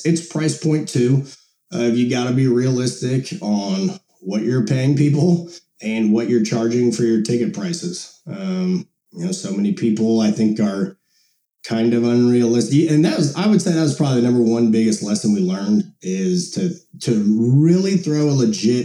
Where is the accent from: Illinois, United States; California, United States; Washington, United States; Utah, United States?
Illinois, United States; Monticello; where I grew up in Monticello, Illinois